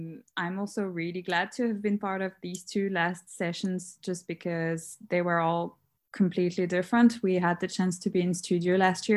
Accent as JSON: {"language": "English", "town": "Paris", "region": "Île-de-France", "country": "France", "moved": "as an adult", "lives_now": "Dublin, Ireland", "said": "I'm from Paris. I moved to Dublin a few years ago, 2 years ago."}